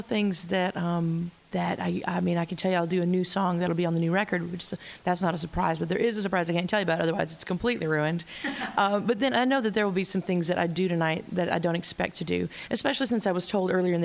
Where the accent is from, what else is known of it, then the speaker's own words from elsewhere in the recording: Arkansas, United States; I'm from Arkansas